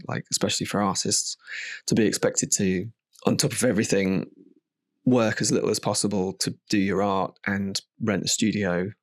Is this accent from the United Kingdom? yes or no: yes; United Kingdom; now in Margate, United Kingdom; I'm definitely a product of being British